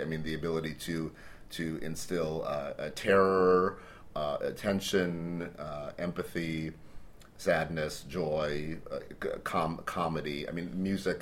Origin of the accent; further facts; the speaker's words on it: Cleveland, Ohio, United States; I grew up in Cleveland, Ohio, in the States